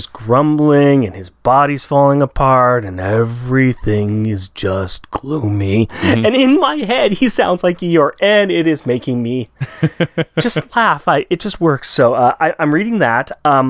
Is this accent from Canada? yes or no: no; Australia